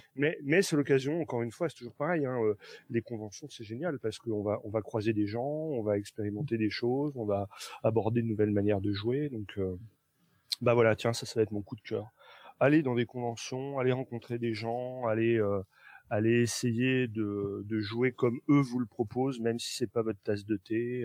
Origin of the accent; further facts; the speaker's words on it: Nancy, Grand Est, France; moved away; à Nancy. bien que ce soit ma terre natale